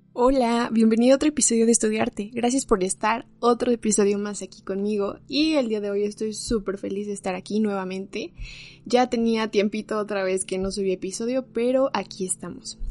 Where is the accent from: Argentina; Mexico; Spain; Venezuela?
Mexico; como mexicanos